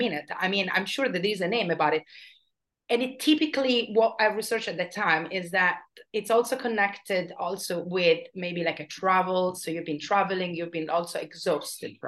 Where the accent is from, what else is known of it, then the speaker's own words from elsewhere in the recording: Bari, Apulia, Italy; moved away; I come from Bari originally.